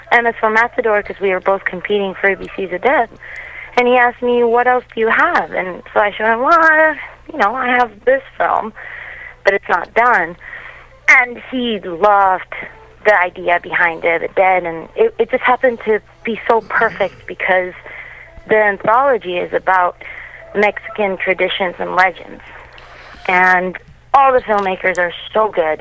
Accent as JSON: {"language": "English", "country": "Canada", "tie": "born or raised there", "also_born_or_lived": "Latin America", "said": "I grew up here in Canada, you know, the other half of my life"}